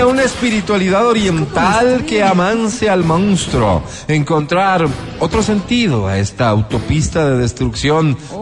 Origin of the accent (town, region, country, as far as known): Quito, Pichincha, Ecuador